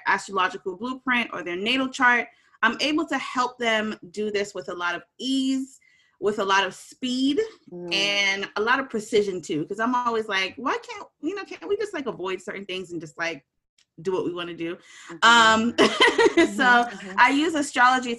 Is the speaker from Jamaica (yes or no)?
yes; Jamaica; I'm Jamaican and you know, we have like the horns going too